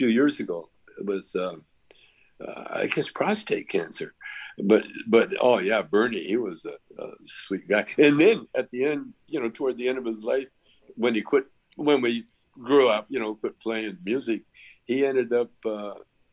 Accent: Canada; I grew up in Canada

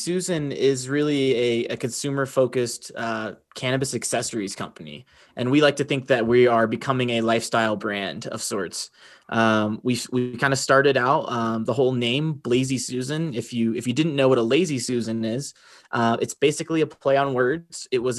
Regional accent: Roanoke, Virginia, United States; Born and bred in Roanoke, Virginia, which is a Southwest Virginia.

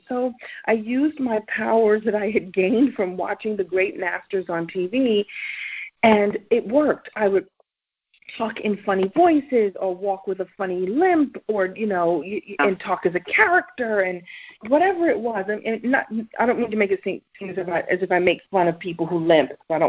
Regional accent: Brooklyn, New York, United States; So long story short, I'm originally from Brooklyn, New York, although I don't sound like I don't talk like I'm from New York, but I'm from New York.

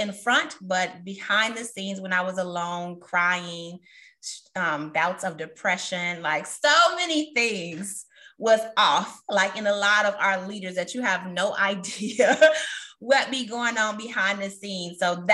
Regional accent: Chicago, Illinois, United States; I'm also a Chicagoan.

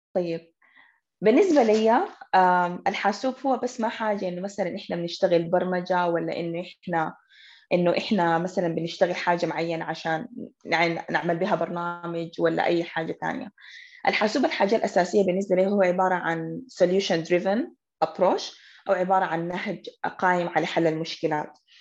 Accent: Sudan; احنا كانت كسودانيين وبالذات كنساء سودانيات

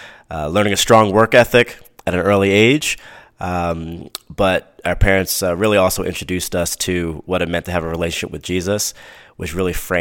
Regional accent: New Jersey, United States; born and raised in New Jersey, South Jersey, not too far from Philadelphia, about 25 minutes from Philly

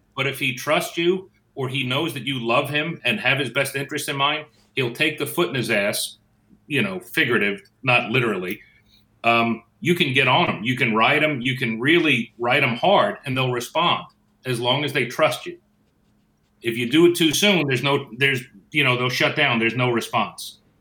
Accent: Northeast, United States; moved away; I'm from the Northeast, so everybody's a guy to me

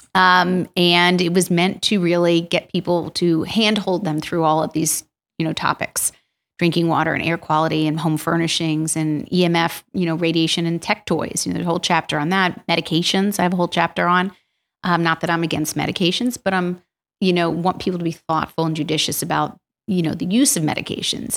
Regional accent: Yardley, Pennsylvania, United States; also born or lived in Princeton, New Jersey; I grew up in Washington's Crossing in Yardley

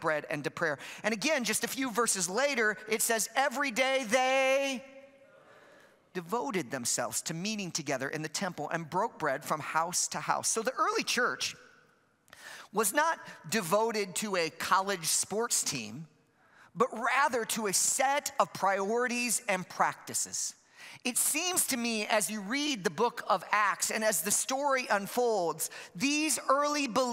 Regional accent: Chicago, Illinois, United States; I'm from Chicago

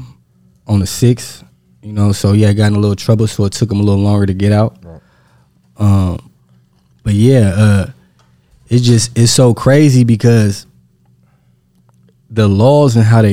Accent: Stockton, California, United States; I'm from Stockton, California, about 40 minutes from Oakland.

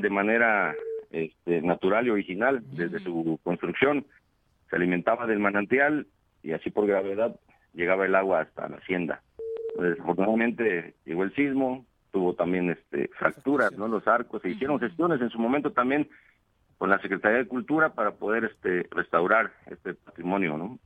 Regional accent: Xochitepec, Morelos, Mexico; yo soy nativo de aquí de, de yo nací en el, en el mero centro del municipio

